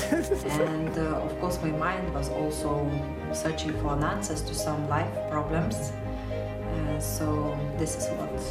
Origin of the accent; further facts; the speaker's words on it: Lithuania; I'm from Lithuania.